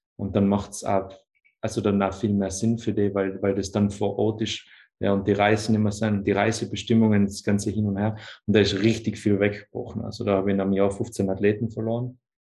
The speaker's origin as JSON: {"language": "German", "region": "Tyrol", "country": "Austria", "said": "Ich komme aus Tirol in Österreich"}